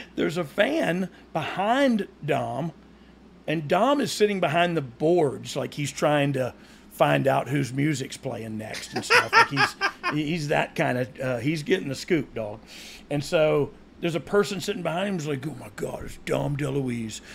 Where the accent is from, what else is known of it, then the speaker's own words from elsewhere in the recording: Georgia, United States; I almost live in Alabama and I'm from Georgia